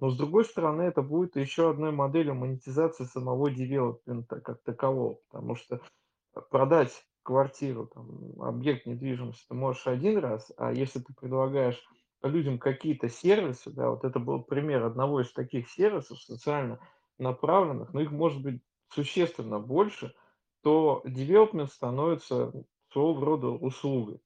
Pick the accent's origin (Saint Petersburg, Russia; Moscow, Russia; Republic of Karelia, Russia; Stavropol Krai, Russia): Saint Petersburg, Russia; как петербуржец